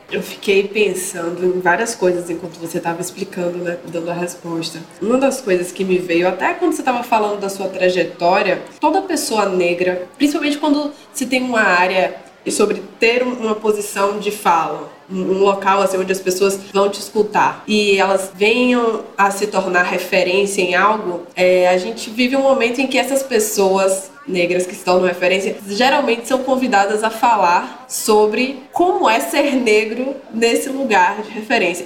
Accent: interior of Bahia, Brazil; now in Salvador, Brazil; eu sou do interior da Bahia, mas eu moro há muito tempo em Salvador

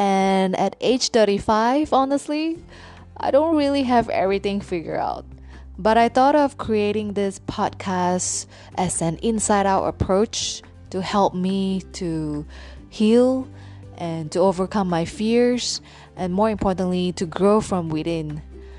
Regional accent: Penang, Malaysia; I'm born and raised in Penang, Malaysia

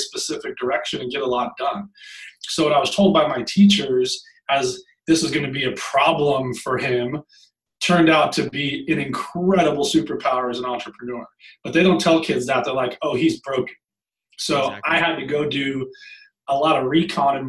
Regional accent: Long Beach, California, United States; I grew up in Long Beach, California, and was raised by a single mom

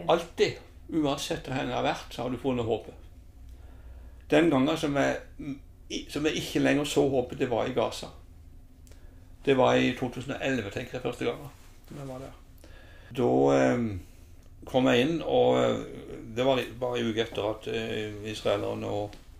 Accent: Lillesand, Agder, Norway; født og oppvokst i Lillesand. Har jo eh, familien her.

